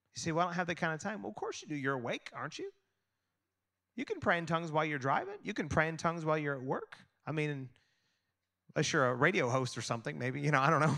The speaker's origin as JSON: {"language": "English", "country": "United States", "said": "I'm American"}